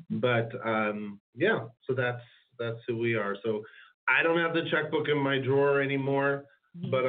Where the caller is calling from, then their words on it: California, United States; We're in beautiful, sunny Southern California